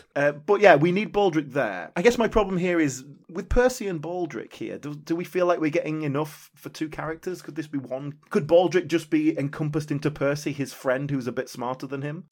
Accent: United Kingdom; as a British viewer

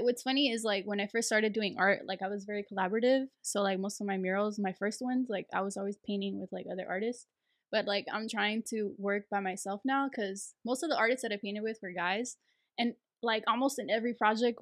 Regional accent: Los Angeles, California, United States; growing up, like Salvadorian and like

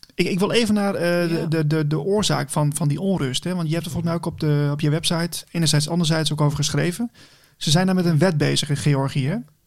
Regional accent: Netherlands; we als Nederlanders

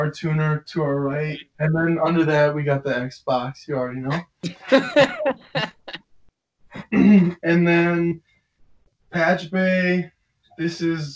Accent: Tinley Park, Illinois, United States; I do have a lot of pride from where I'm from, and especially where I went to school, which is Tinley Park High School

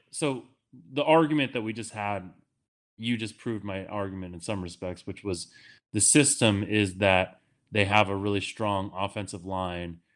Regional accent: Worcester, Massachusetts, United States; I'm from Worcester

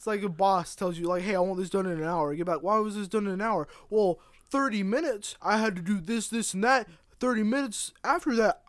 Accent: the South, United States; I'm from the South. All this Yankee air is getting in my head.

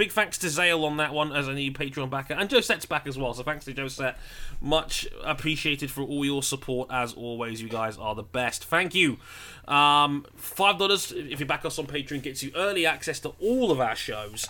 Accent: United Kingdom; I'm British

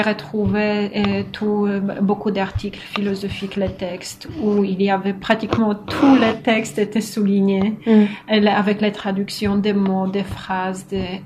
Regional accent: Kartuzy, Pomeranian Voivodeship, Poland; French is a second language; moved away as an adult; also born or lived in Poznań / France; now in Montreal, Canada; je viens du nord de la Pologne, d'une petite ville de 20 000 habitants qui s'appelle Kartuzy

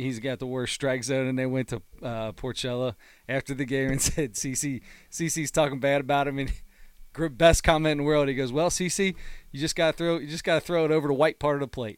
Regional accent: Delhi Pike, Ohio, United States; one I grew up with was on Delhi Pike

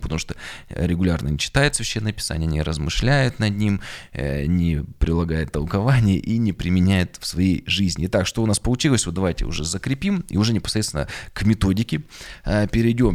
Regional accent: Yekaterinburg, Sverdlovsk Oblast, Russia; Я родился на Урале, в Екатеринбурге в 1985 году.

